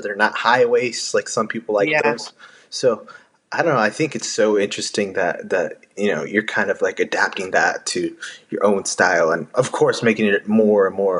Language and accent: English; Texas, United States; I say y'all because I'm from Texas.